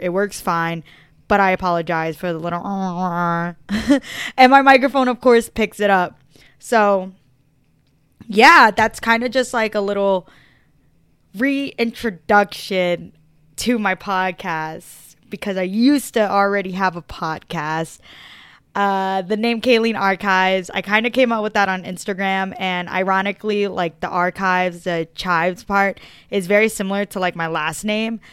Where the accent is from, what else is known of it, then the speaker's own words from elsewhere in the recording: Philadelphia, Pennsylvania, United States; I was born in Philadelphia, Pennsylvania, South Philadelphia